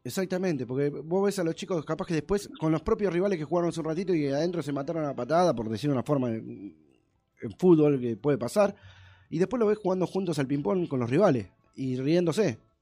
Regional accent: Avellaneda, Buenos Aires Province, Argentina; los dos somos de Avellaneda

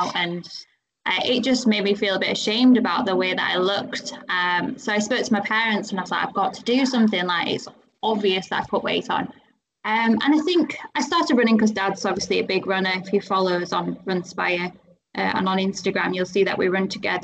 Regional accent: Rotherham, Yorkshire and the Humber, United Kingdom; I'm actually from Rotherham

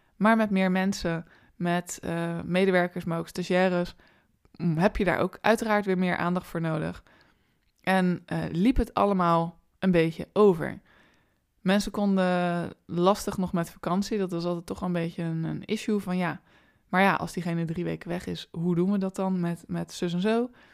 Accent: Rotterdam, South Holland, Netherlands; ik ben ook een Rotterdamse.

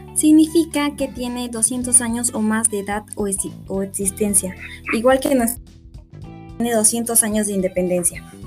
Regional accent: Peru

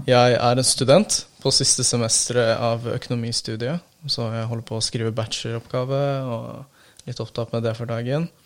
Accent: Turkey; now in Norway; jeg gjorde mye og hang mye med venner og sånt når jeg var hjemme i Tyrkia, men så fort jeg kom til Norge, eh, så var jeg veldig ensom.

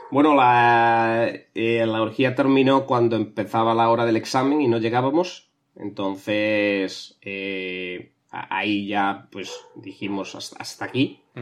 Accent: Barcelona, Catalonia, Spain; Eh, nada, yo soy de Barcelona. Eh, mi plan ahora es irme a la Barceloneta a pescar.

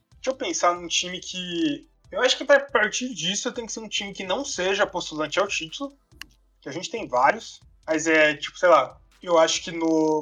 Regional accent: Brazil; como brasileiro

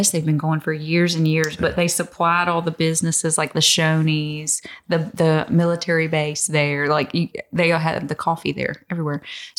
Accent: Virginia, United States; moved away as an adult; also born or lived in Richmond, Virginia / Hopewell, Virginia / Petersburg, Virginia; now in Texas, United States; I was born and raised in Virginia.

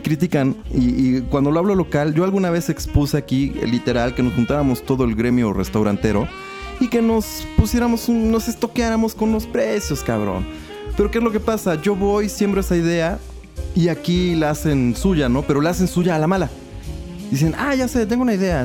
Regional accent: Mexico

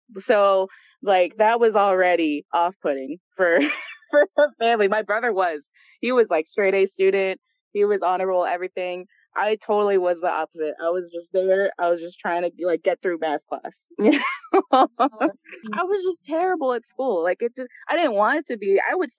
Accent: Germany; born there; I'm Bolivian Honduran, I was born in Germany, like, you know, the whole thing.

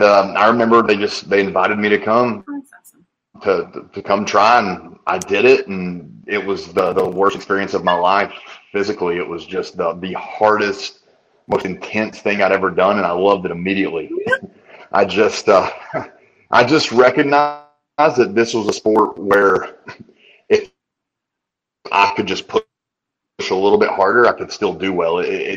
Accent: Tennessee, United States; born there; Yeah, I was born here.

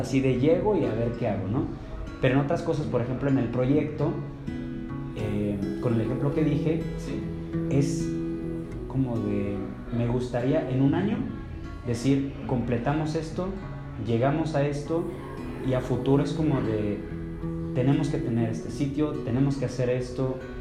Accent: San Luis Potosí, Mexico; yo originalmente soy de San Luis Potosí

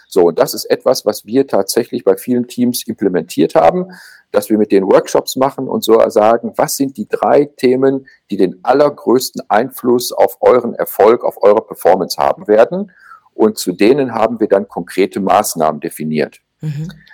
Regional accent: Germany; bei uns in Deutschland

